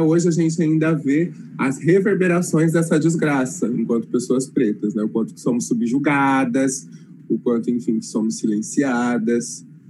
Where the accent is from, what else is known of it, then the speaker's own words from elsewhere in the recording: interior of São Paulo, Brazil; moved away as an adult; now in Londrina, Brazil; Ah, sou do interior de São Paulo, mas moro em Londrina faz uns oito anos.